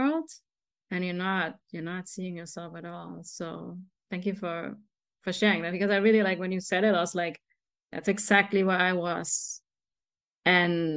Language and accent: English; Germany; moved away; me growing up in Germany, I'm like a 5'3", beautiful girl, a woman, right? But in Germany, growing up, I was very short